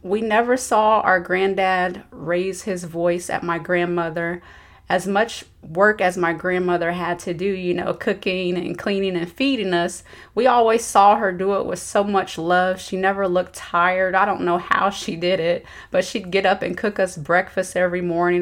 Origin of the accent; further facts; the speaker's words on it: Dayton, Ohio, United States; moved away as an adult; I grew up in Dayton, Ohio.